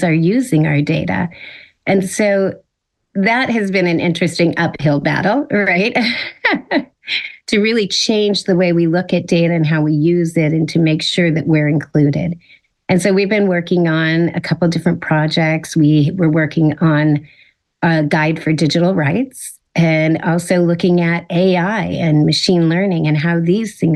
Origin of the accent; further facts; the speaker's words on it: Silicon Valley, California, United States; I grew up in Silicon Valley. So technology has kind of been ingrained since I was a kid